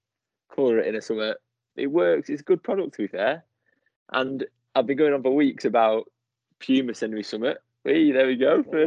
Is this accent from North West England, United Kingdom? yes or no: yes; Manchester, North West England, United Kingdom; We get it. I'm from Manchester.